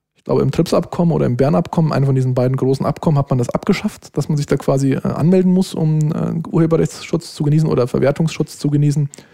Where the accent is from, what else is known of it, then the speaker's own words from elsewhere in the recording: Germany; als Deutscher